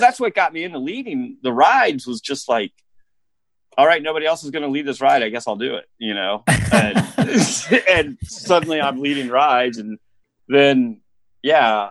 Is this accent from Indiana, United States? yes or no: yes; Indianapolis, Indiana, United States; moved away as an adult; also born or lived in Colorado; I grew up with an Indianapolis eh, address, but out in the country, basically.